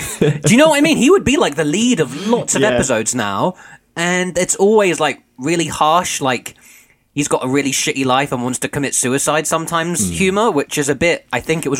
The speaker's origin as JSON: {"language": "English", "country": "United Kingdom", "said": "as a British viewer of the show"}